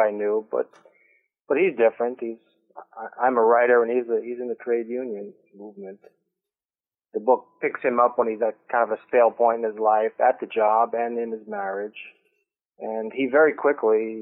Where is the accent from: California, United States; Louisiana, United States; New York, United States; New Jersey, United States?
New York, United States; New York City; also born or lived in South Shore of Long Island; I grew up first in the Bronx and down in the South Shore of Long Island